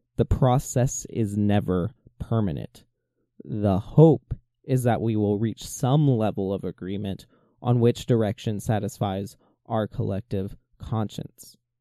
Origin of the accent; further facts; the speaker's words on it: Atlanta, Georgia, United States; moved away as an adult; also born or lived in Spokane, Washington; I was homesick for my hometown of Atlanta